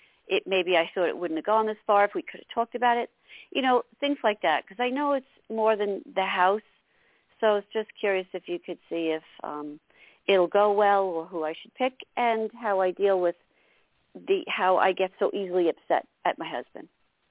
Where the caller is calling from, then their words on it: New York, United States; Hi. And I'm calling from New York.